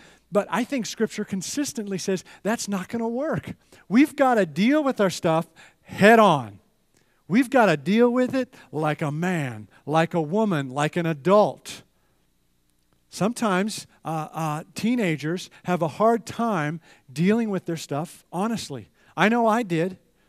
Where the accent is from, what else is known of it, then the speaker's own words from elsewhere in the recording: Edmonton, Alberta, Canada; So, grew up in Canada, and in Edmonton, they had ski hills right in the city, and I would take the bus with all my ski equipment, and I would ski about 5 days a week.